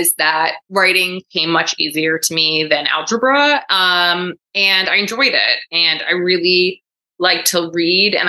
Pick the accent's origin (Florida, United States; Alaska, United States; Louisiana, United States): Florida, United States; Coral Springs; also born or lived in New York; I was born in New York. I grew up in South Florida in the greater Fort Lauderdale area, in a town called Coral Springs